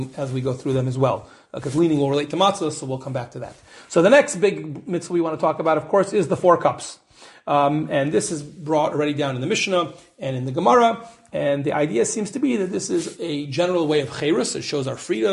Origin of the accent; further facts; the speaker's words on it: United States; moved away; I'm an American, you know, I'm very American